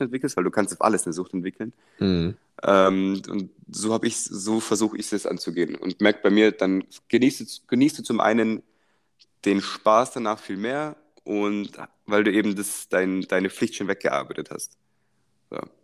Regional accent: Germany; als Deutscher

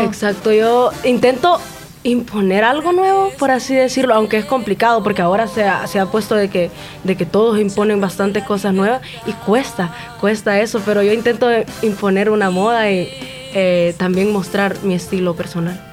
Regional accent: Santa Rosa de Lima, La Unión, El Salvador; soy originaria de aquí

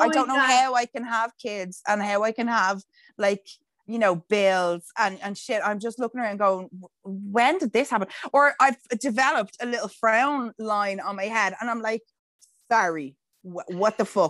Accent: Dublin, Leinster, Ireland; even I can hear a fucking Wicklow accent coming through my voice, and I'm like, no, I'm from Dublin, and that's it.

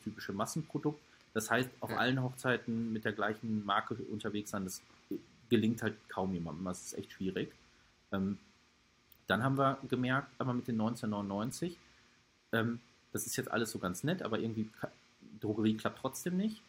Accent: Hagen, North Rhine-Westphalia, Germany; Der wohnt in Hagen, also äh, der wohnt in meiner Heimatstadt

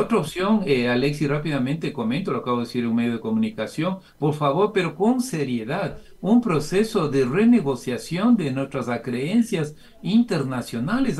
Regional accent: Ecuador; somos las familias ecuatorianas

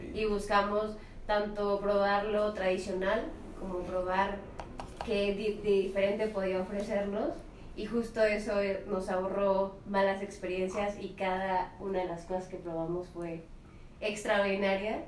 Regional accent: Mexico City, Mexico

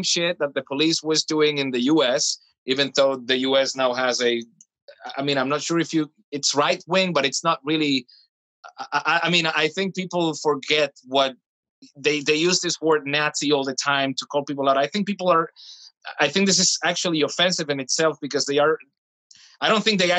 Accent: Venezuela; now in Germany; I'm from Venezuela

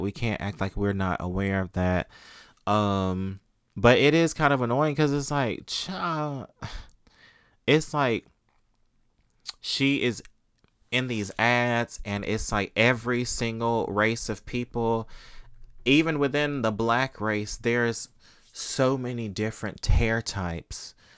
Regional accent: Mississippi, United States; I grew up in Mississippi where corporal punishment was legal, we grew up getting paddled, y'all

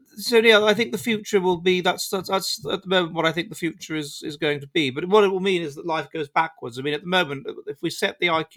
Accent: England, United Kingdom; moved away as an adult; now in Finland; the anti-freedom, pro-extreme individualism England of Tony Blair was so awful for me that I had to get out and go to Finland

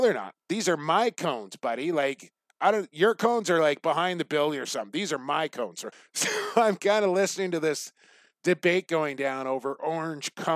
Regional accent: Coquitlam, British Columbia, Canada; my hometown of Coquitlam

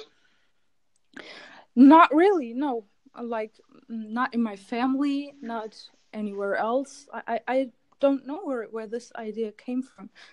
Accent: Germany; English is a second language; now in Istanbul, Turkey; I was born in Germany, but my parents are Turkish, so I have Turkish origins

